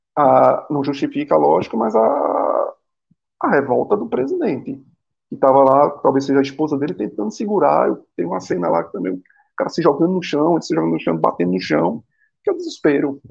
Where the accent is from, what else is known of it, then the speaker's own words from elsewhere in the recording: Northeast Region, Brazil; como nordestino